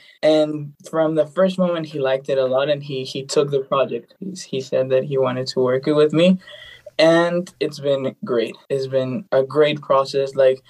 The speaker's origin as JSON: {"language": "English", "country": "Bolivia", "second_language": "English", "lives_now": "Los Angeles, United States", "said": "Currently I'm living in LA. I'm from Bolivia. I'm in LA now."}